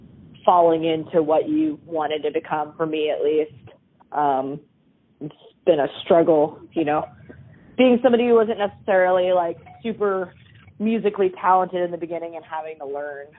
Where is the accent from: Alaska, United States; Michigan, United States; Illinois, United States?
Alaska, United States; Willow; also born or lived in Anchorage, Alaska / Minneapolis / Portland; I'm from a small town called Willow, Alaska